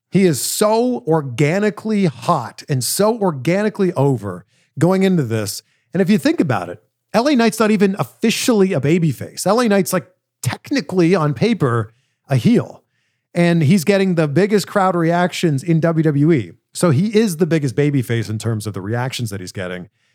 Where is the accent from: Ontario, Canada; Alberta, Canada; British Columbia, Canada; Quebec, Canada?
Ontario, Canada; Toronto; my hometown in Canada, in Toronto